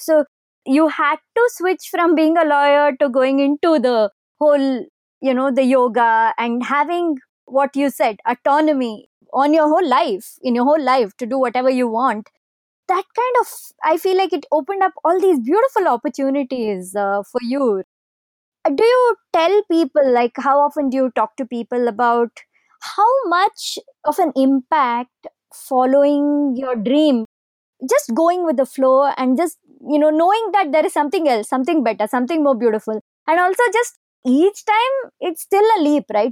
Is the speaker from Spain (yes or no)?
no; India; we're Indian